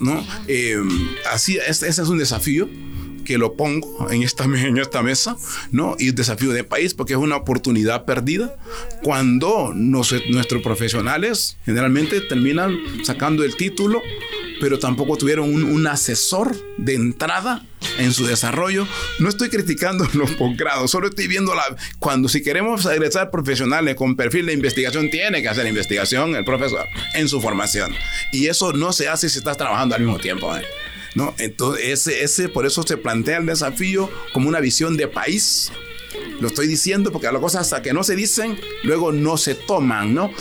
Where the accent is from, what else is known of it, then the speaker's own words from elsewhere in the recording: Honduras; mi país, a nuestro país